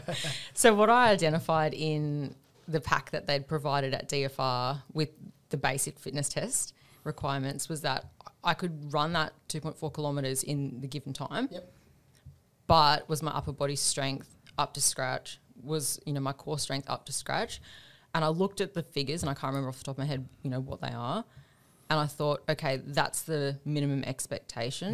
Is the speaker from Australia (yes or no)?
yes; Australia; also born or lived in Devonport, Tasmania / Queensland; I grew up, I was born in Tasmania, Devonport, Tasmania